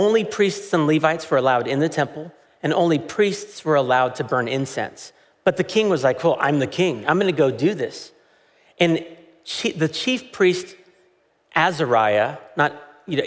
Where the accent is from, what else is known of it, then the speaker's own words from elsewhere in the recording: United States; as an American